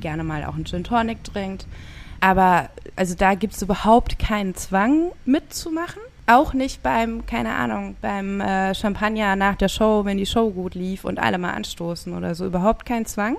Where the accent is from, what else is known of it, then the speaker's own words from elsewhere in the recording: Rhineland-Palatinate, Germany; ich bin an der Pfalz groß geworden. Nicht direkt an der Weinstraße, aber dann doch in einem Weingebiet